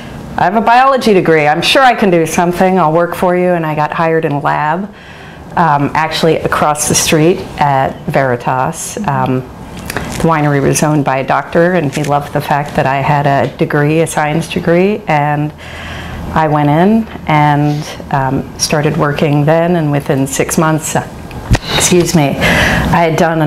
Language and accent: English; Los Angeles, California, United States; moved away as an adult; also born or lived in Spain; now in Oregon, United States; growing up in Los Angeles, it wasn't until I moved to Oregon that I realized, oh, seasons really do exist.